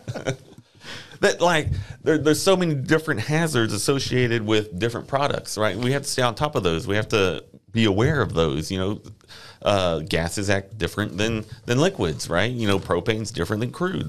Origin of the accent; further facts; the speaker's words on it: Friendswood, Texas, United States; also born or lived in Corpus Christi, Texas; grew up down the ro-, down the way in, uh, Friendswood